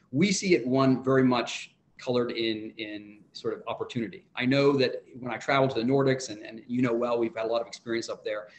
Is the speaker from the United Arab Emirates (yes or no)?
yes; Abu Dhabi, United Arab Emirates; the world in which I grew up in Abu Dhabi, which was beachfront, n- very few high rises